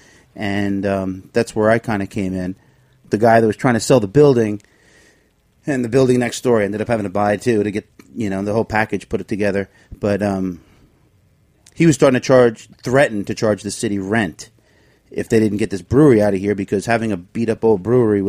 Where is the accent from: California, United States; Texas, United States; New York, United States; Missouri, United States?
New York, United States; Long Island; moved away as an adult; now in Kingston, United States; I'm originally from Long Island.